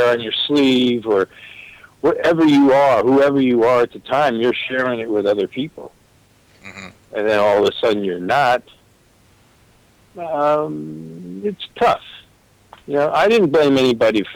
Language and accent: English; Newport, Rhode Island, United States; I grew up in Newport, Rhode Island